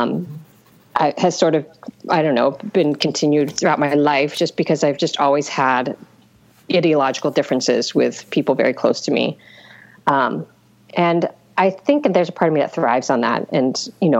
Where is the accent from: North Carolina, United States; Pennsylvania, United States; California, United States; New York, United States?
California, United States; Visalia; also born or lived in Ventura, California; I grew up in Central Valley, Visalia, California